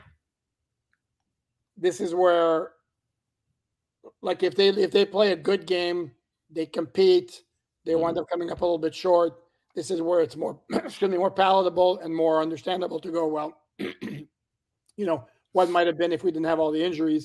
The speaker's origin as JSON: {"language": "English", "town": "Montreal", "region": "Quebec", "country": "Canada", "tie": "born or raised there", "said": "growing up in Montreal, Canada"}